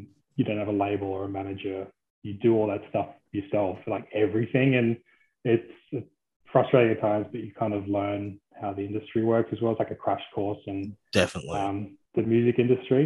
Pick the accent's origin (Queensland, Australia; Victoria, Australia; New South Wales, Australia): New South Wales, Australia; Blue Mountains; I grew up in the Blue Mountains